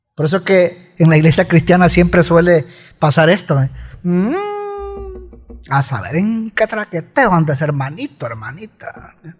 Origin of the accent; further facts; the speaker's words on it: El Salvador; somos salvadoreños